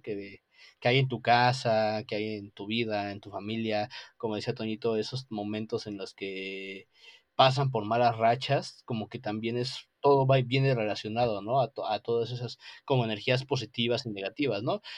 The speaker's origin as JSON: {"language": "Spanish", "country": "Mexico", "said": "aquí en México"}